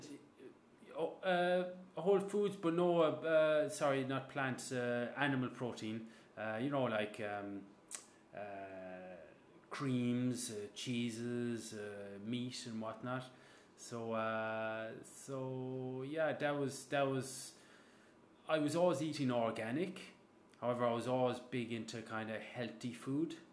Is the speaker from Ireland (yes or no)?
yes; Kerry, Munster, Ireland; now in France; I'm obviously Irish from Kerry, of course, the kingdom.